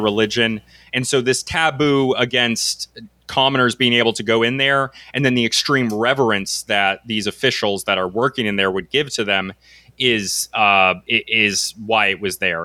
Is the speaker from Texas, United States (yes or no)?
no; Connecticut, United States; also born or lived in North Carolina; I'm from New England. I'm from Connecticut. I spent about a little bit of my life in North Carolina.